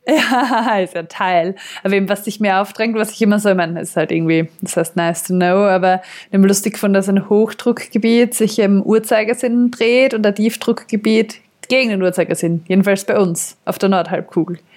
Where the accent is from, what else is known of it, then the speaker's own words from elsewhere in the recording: southern Austria, Austria; bei uns im Süden Österreichs